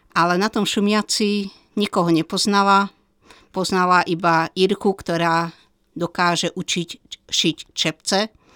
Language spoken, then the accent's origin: Slovak; Zvolen, Banská Bystrica Region, Slovakia; ja som vyrastala vo Zvolenie